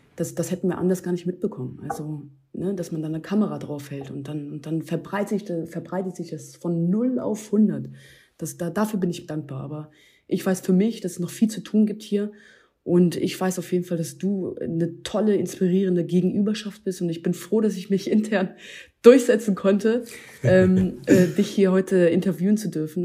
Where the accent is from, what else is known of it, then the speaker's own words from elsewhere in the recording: Hanover, Lower Saxony, Germany; now in Berlin, Germany; aus meiner alten Heimatstadt hier, Hannover